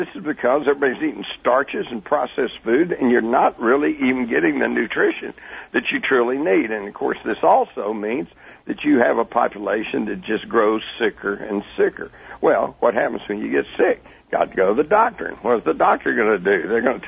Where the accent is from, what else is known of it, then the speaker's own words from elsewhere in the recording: Texas, United States; I grew up in Texas. We had guns. We took guns to school